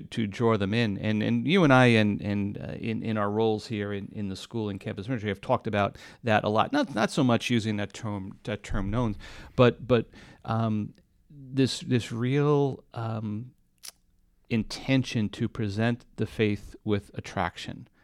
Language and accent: English; New York, United States; I grew up in New York